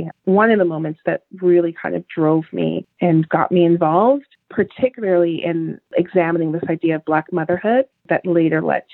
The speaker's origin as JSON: {"language": "English", "town": "Toronto", "region": "Ontario", "country": "Canada", "tie": "born or raised there", "said": "I grew up in Jane and Finch, which in Toronto"}